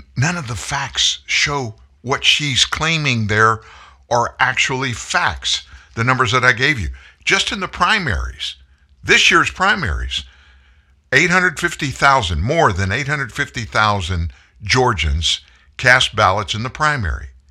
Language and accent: English; the South, United States; I grew up in the South. I'm from the South